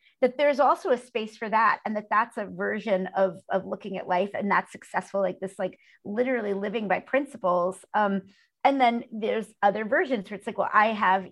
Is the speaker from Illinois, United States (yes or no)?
no; New York City, New York, United States; growing up in Brooklyn is like growing up in like a small town more than like a big city